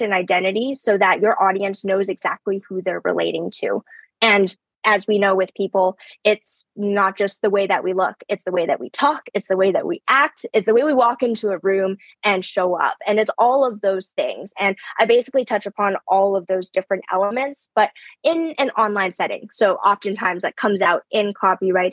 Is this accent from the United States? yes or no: no; Canada; first language English; I was born here in Canada. English is my first language, and I suck at Chinese. Like, my relatives laugh at me about it all the time, but it's because I grew up here.